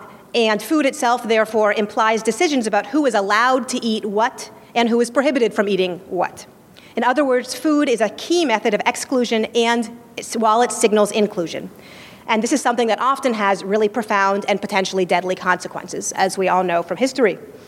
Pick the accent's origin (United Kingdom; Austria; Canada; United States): United States; California; I'm a Californian